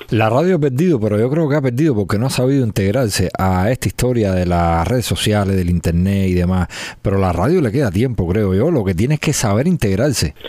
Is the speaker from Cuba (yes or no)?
yes; Cuba; nosotros somos cubanos y el cubano lleva la sabrosura esa ahí